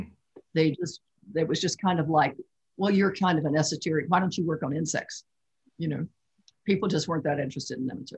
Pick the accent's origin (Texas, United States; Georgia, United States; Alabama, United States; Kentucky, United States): Kentucky, United States; I grew up in Kentucky and there are lots of rivers there.